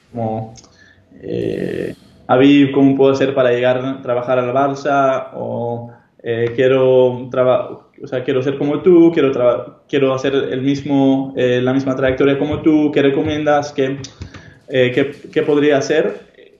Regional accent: Amsterdam, North Holland, Netherlands; first language Hebrew; Spanish is a second language; moved away as an adult; Yo soy holandés, nací y crecí en Holanda, Ámsterdam

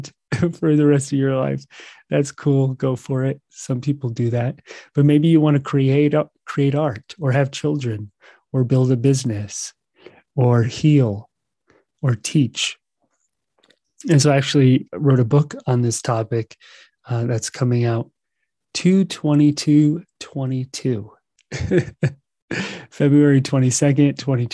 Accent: United States; I'm from the United States

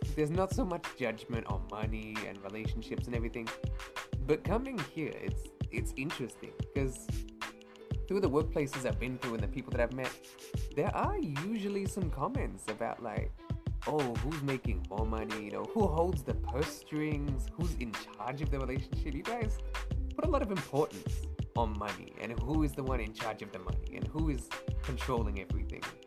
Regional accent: Australia; as an Australian, you know, you'll go to work

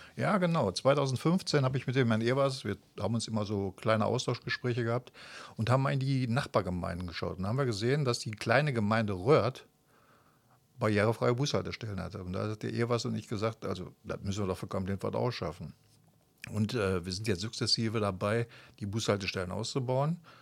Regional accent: Kamp-Lintfort, North Rhine-Westphalia, Germany; ich bin äh, 1961 hier in Kap-Lindfort geboren, habe 1978 meine mittlere Reife gemacht

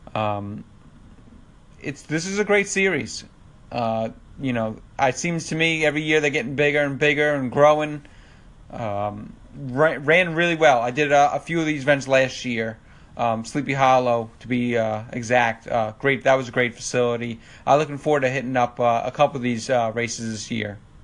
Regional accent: Long Island, New York, United States; I'm from Long Island, New York.

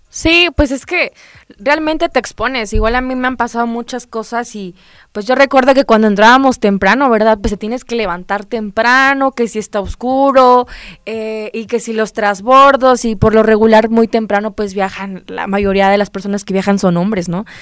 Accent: Acajete, Puebla, Mexico; yo soy de un municipio antes, yo soy de Acajete

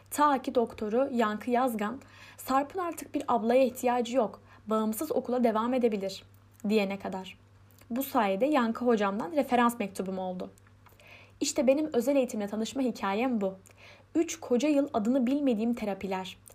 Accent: Istanbul, Turkey; born there; 1992 İstanbul doğumluyum. Liseyi Pendik Fatih Anadolu Lisesi'nde tamamladım.

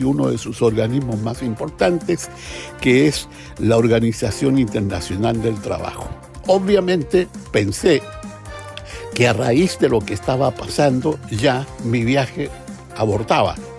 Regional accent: Chile; soy chileno, sobre todo porque vi, porque viví y sentí lo que significó la dictadura

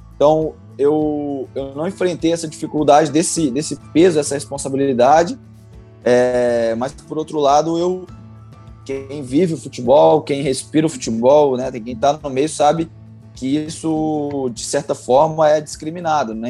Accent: Belo Horizonte, Minas Gerais, Brazil; sou natural de Belo Horizonte

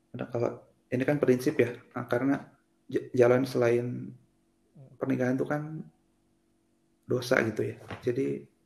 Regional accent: Serang, Banten, Indonesia; moved away as an adult; now in Bandung, Indonesia; saya lahir di di Serang Eh, tahun 92

